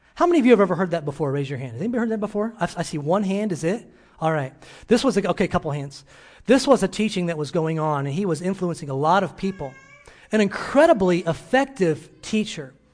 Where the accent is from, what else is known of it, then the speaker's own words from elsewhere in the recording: Illinois, United States; moved away; my hometown in Illinois